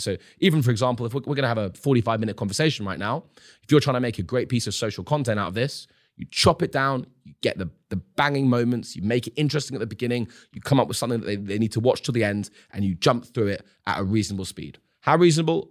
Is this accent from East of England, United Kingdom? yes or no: no; London, United Kingdom; as a young adult growing up in London, going to university